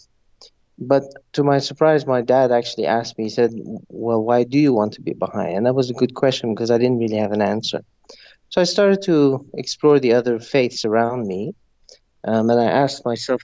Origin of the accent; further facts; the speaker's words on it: Zambia; also born or lived in Montreal, Canada; I was born and raised in Zambia, which is a country in southern Africa.